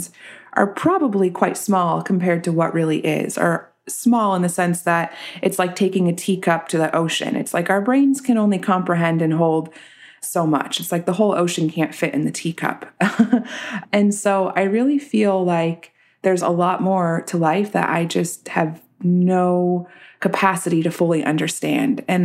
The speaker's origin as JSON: {"language": "English", "town": "Reno", "region": "Nevada", "country": "United States", "moved": "yes", "lives_now": "Los Angeles, United States", "said": "I'm from Reno, Tahoe area."}